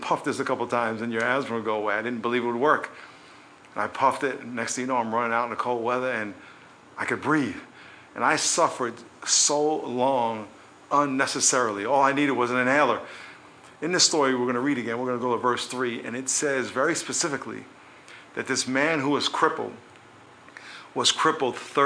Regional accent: New York, United States; When I was a kid growing up in New York

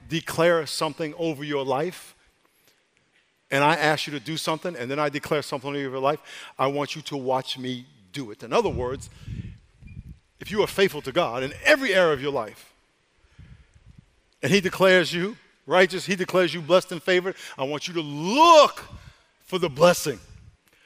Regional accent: New York, United States; now in California, United States; I'm from New York

